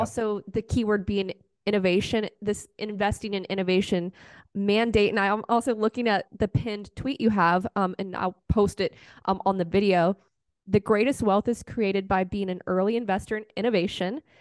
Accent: Virginia, United States; moved away; also born or lived in North Carolina; I'm originally from Virginia

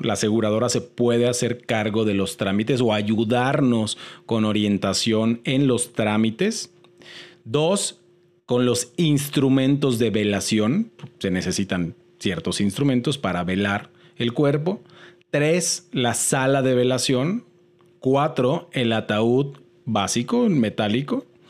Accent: Mexico; como mexicanos

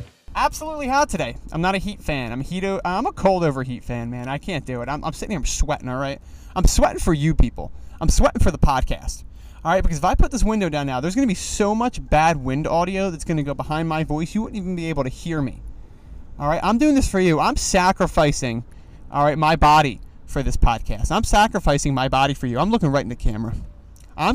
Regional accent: East Coast, United States; now in Los Angeles, United States; I am from the East Coast

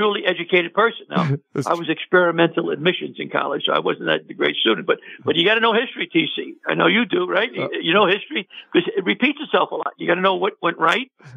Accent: New York City, New York, United States; I'm from New York City

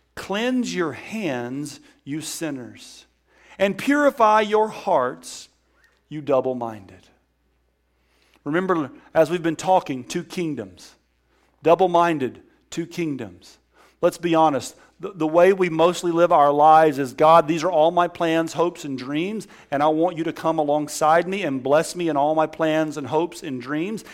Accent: Alabama, United States; I'm from Alabama

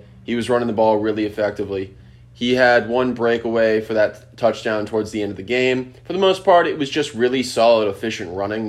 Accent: Maryland, United States; If for those who don't know, I'm from the D.C. area. I'm from

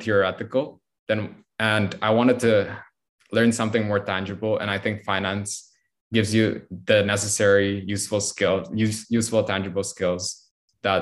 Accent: Jakarta, Indonesia; moved away as an adult; now in New York, United States; I grew up in Jakarta my whole life

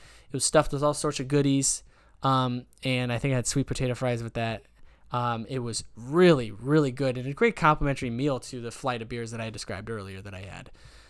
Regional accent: Trumbull, Connecticut, United States; we grew up in Trumbull.

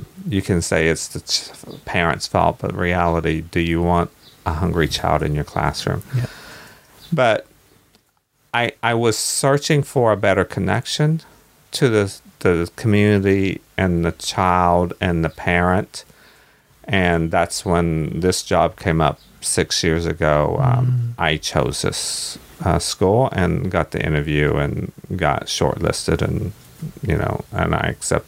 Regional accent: Kentucky, United States; moved away as an adult; now in New Zealand; I was born in Kentucky and ran away from home when I was 19, joined the Navy, bang, to get away from the small town.

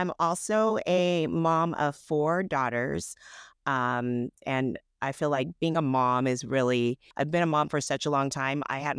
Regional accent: California, United States; I live in Southern California. I grew up in Northern California, but came down here to go to school and just stayed

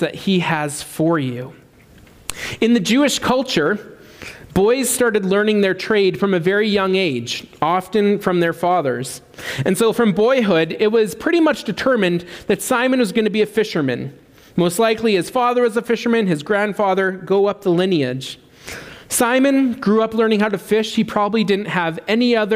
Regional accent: Swift Current, Saskatchewan, Canada; also born or lived in Amsterdam; I'm staying in Swift Current my whole life

